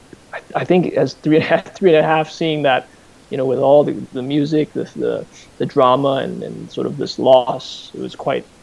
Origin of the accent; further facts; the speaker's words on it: China; moved away; also born or lived in Hawaii, United States; I was born in Hawaii, after that, when I was 5 or 6, naturally my parents wanted, well, especially my father, he was quite adamant that we should move to China.